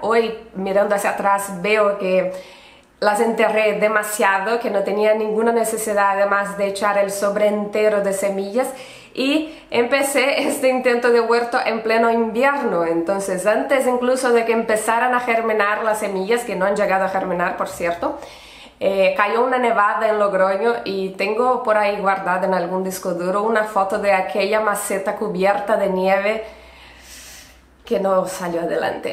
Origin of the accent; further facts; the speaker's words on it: Brazil; accent: Brazilian; Spanish is a second language; also born or lived in Barcelona, Spain / Pamplona, Spain; now in Spain; soy brasileña de nacimiento, por eso este acento, y española de adopción